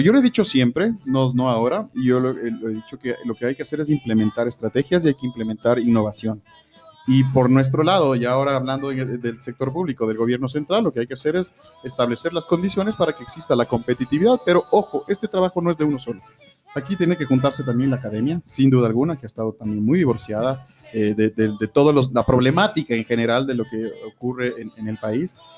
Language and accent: Spanish; Ecuador